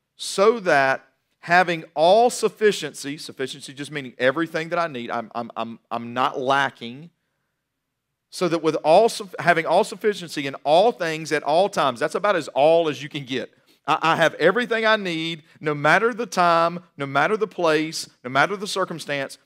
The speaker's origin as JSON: {"language": "English", "area": "Guilford County", "region": "North Carolina", "country": "United States", "tie": "born or raised there", "also_born_or_lived": "Johnson City, Tennessee", "said": "I was born in Johnson City, Tennessee, raised mainly in Guilford County"}